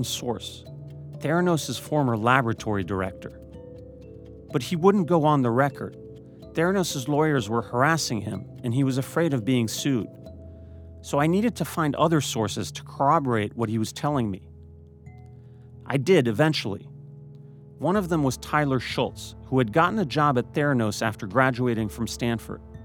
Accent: Paris, Île-de-France, France; moved away; I am French. I grew up in Paris, raised by a French father

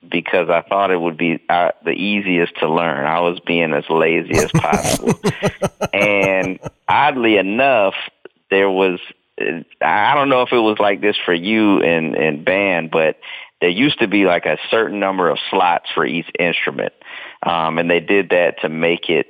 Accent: Durham, North Carolina, United States; also born or lived in Danville, Virginia; now in Atlanta, United States; when I was two, we moved to Durham, North Carolina. And that's kind of where I, you know, grew up, as they say

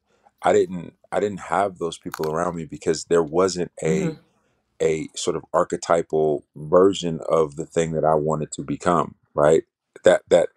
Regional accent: Chicago, Illinois, United States; I'm from Chicago, you know, south side of Chicago

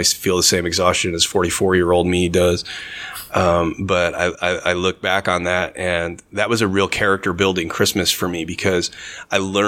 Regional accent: Normal, Illinois, United States; I grew up in Normal, went to school in Bloomington

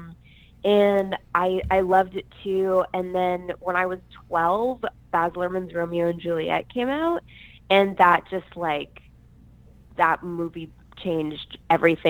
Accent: Calgary, Alberta, Canada; also born or lived in Vancouver; now in Los Angeles, United States; I grew up in Calgary, Alberta, Canada, Prairie Town. So I'm very Canadian

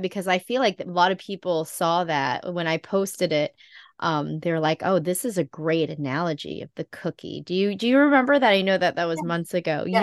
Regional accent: Philippines; I am Filipino.

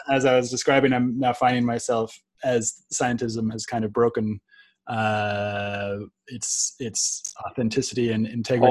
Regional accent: Silicon Valley, California, United States; the world that I was born into in Silicon Valley

